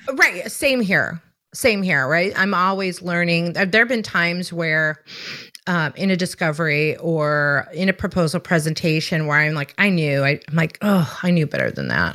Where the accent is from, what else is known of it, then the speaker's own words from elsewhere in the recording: Chicago, Illinois, United States; now in South Carolina, United States; I'm born and raised in Chicago